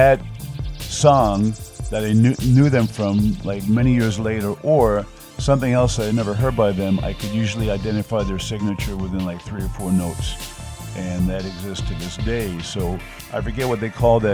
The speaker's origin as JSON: {"language": "English", "region": "New York", "country": "United States", "tie": "born or raised there", "moved": "as an adult", "lives_now": "China", "said": "Growing up in New York"}